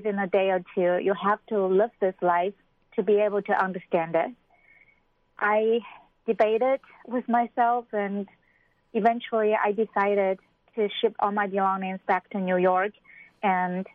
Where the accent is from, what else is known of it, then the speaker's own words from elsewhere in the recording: China; moved away; as a Chinese